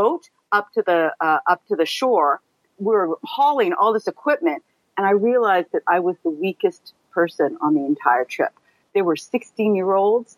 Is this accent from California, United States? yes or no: yes; California, United States; moved away as an adult; now in New York, United States; I grew up in California, and I was pretty fit growing up, as a lot of kids are in California